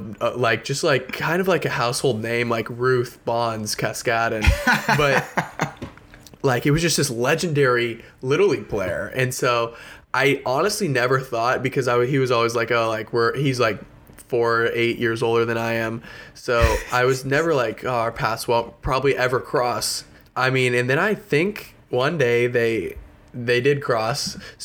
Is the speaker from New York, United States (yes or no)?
no; Houston, Texas, United States; I was born and raised in Houston, Texas.